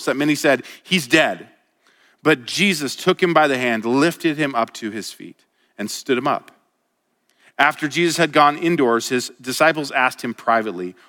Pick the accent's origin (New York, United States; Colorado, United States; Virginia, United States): Colorado, United States; moved away as an adult; now in Montana, United States; I was from Colorado